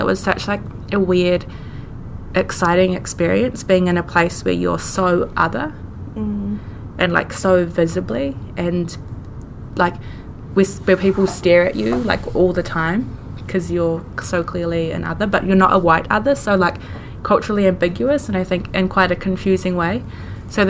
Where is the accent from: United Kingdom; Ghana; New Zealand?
New Zealand; me growing up in New Zealand influenced everything that I knew